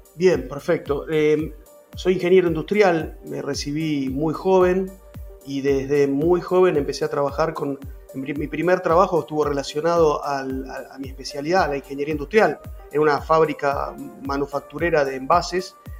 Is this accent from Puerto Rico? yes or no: no; Argentina; mi país